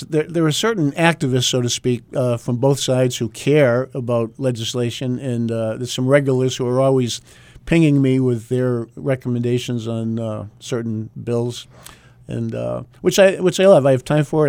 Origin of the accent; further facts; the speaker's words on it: Groveton, New Hampshire, United States; I'm from Groveton up north